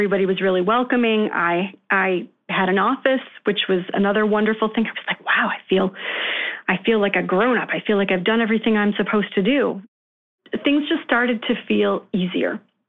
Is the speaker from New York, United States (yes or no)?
yes; Rochester, New York, United States; also born or lived in Connecticut; So we decided to move back to where my family is from, where I was raised in Rochester, New York, where the quality of living is a little more affordable.